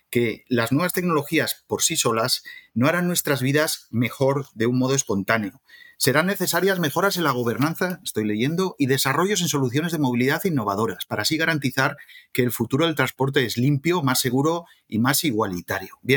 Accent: Zaragoza, Aragon, Spain; moved away as an adult; now in Madrid, Spain; soy de Zaragoza, soy de una ciudad de automoción, ¿no? Con General Motos, ahora Estelantis.

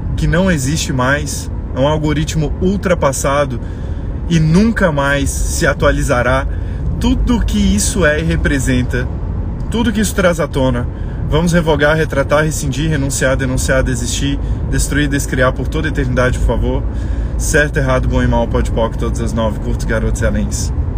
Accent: Brazil; nós somos brasileiros

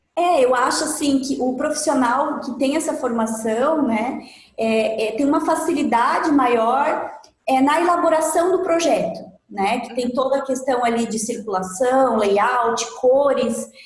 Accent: Carazinho, Rio Grande do Sul, Brazil; moved away as an adult; now in Florianópolis, Brazil; mas eu não sou da, de Floripa, eu sou de Carazinho, Rio Grande do Sul, uma cidade do tá. interior do Rio Grande do Sul. E aí eu completei 21 anos e vim para cá

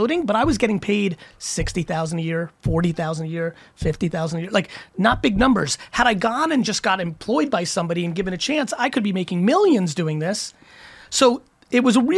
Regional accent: Edison, New Jersey, United States; also born or lived in Belarus / Queens, New York; I grew up in Queens and then Edison, New Jersey.

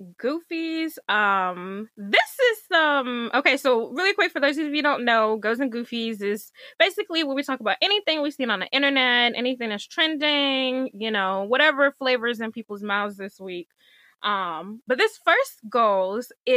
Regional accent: Michigan, United States; also born or lived in DMV (Washington metropolitan area); now in DMV, United States; I'm from Michigan

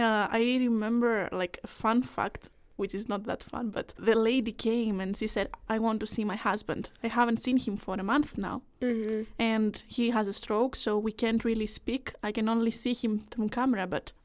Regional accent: Greece; moved away as an adult; now in Denmark; I'm from Greece to begin with. I studied finance there

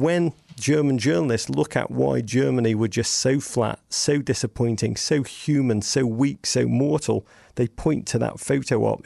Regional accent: England, United Kingdom; accent: English; moved away

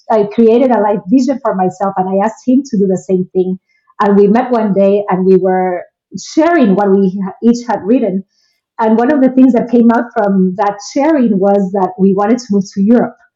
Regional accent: Guatemala; moved away; i am originally from guatemala and uh, I've lived in six different countries, and I currently live in Ireland.

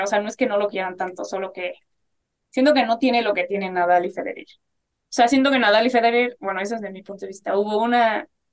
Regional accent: Mexico; una fotógrafa mexicana

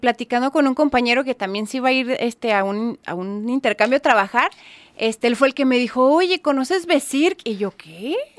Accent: Mexico; como buena mexicana

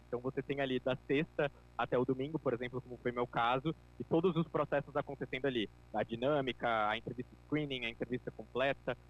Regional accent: João Pessoa, Paraíba, Brazil; eu sou aqui de João Pessoa, na Paraíba

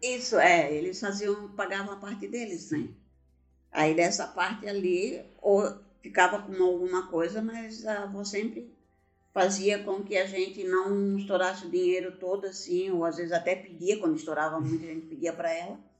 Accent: Blumenau, Santa Catarina, Brazil; also born or lived in Gaspar; Eu nasci em Gaspar, cidade vizinha de Blumenau. E viemos morar em Blumenau quando eu tinha três anos de idade. Então me considero blumenauense

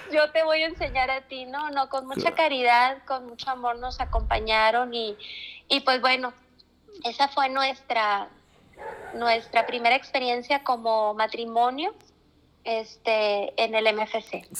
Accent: Nueva Rosita, Coahuila, Mexico; also born or lived in Freeport, Texas, United States / Monterrey, Mexico; He vivido la mayor parte de mi vida aquí en Rosita. Durante algunos años de mi infancia eh, radicamos en Estados Unidos, este, en un pueblito llamado Freeport, ahí cerca de Houston

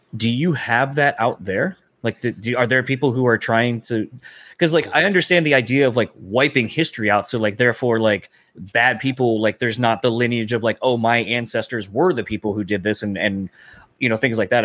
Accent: Delaware, United States; now in Michigan, United States; growing up in Delaware

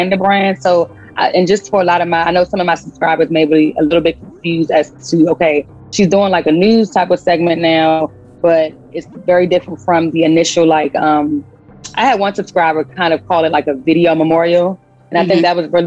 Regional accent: Washington, District of Columbia, United States; also born or lived in Prince George's County, Maryland; I was raised early on in the DC area, and then I moved to PG. So a little bit of both, DC, PG

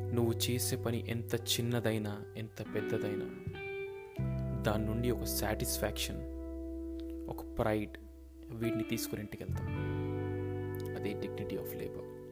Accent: India; moved away as an adult; now in United States; నేను పుట్టింది నాకు జన్మనిచ్చింది భారతదేశం

